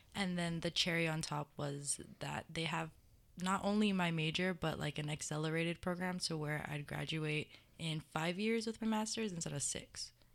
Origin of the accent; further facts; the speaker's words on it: Mililani, Hawaii, United States; moved away as an adult; I'm from Mililani, Oahu.